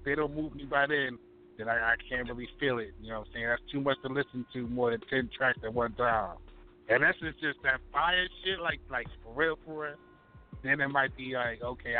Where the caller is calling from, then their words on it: Baltimore, Maryland, United States; Baltimore, Maryland, East Side, Zone 18.